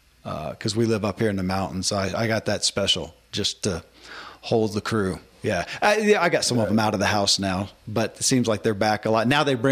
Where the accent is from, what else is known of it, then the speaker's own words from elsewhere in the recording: the South, United States; I grew up in the Bible Belt